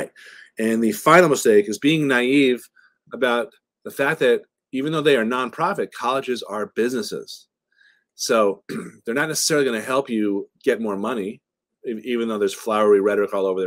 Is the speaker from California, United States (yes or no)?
no; right outside of Boston, Massachusetts, United States; I grew up right outside of Boston